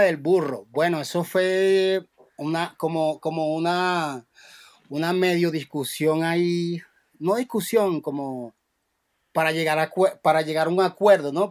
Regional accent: Cartagena, Bolívar, Colombia; yo en mi tierra, Cartagena

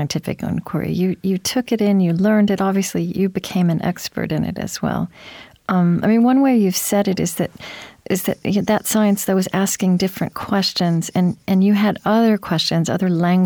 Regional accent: Pottawatomie County, Oklahoma, United States; I grew up actually in Potawatomi County in Oklahoma

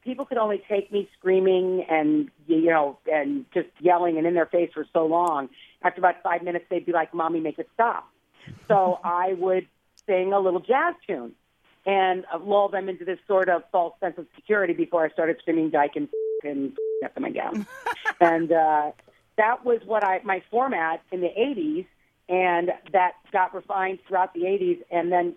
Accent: Belleville, Illinois, United States; I grew up in St. Louis, a little east of St. Louis, not East St. Louis, but Belleville, which is right in that vicinity

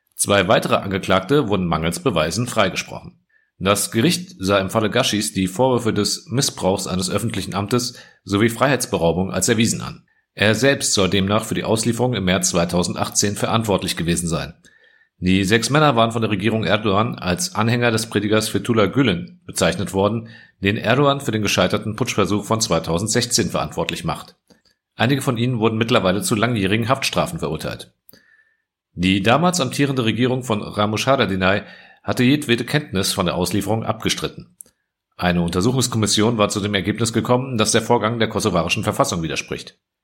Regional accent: Frankfurt, Hesse, Germany; ich stolzer Frankfurter bin

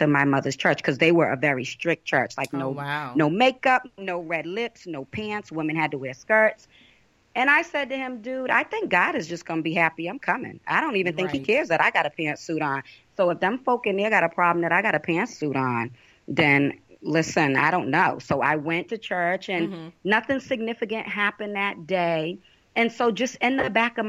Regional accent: Boston, Massachusetts, United States; I'm from Boston, Massachusetts. I am from the inner city. Okay. Here in Boston

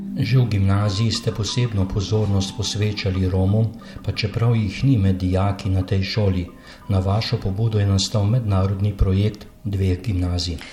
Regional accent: Slovenia

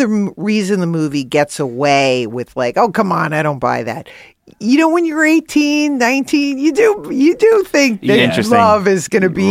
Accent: New York, United States; growing up in Queens

